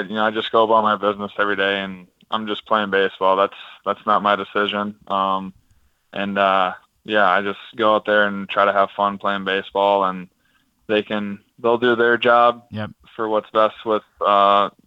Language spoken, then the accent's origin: English; Wisconsin, United States; I'm from Wisconsin